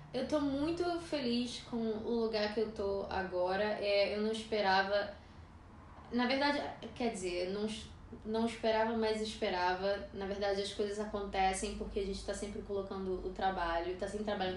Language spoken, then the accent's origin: Portuguese; Brazil; moved away; sendo brasileira e morando aqui